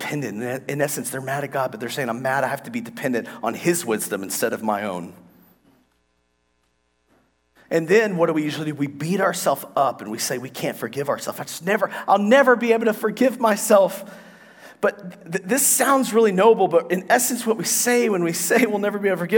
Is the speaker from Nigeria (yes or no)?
no; United States; We're from America.